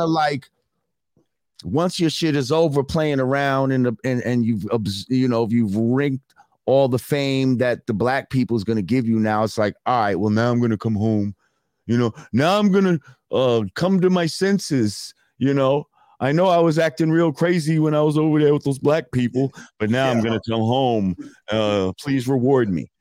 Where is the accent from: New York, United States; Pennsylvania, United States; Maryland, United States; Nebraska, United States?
New York, United States; New Rochelle; Growing up in New Rochelle, like there's a lot of mixed shit going on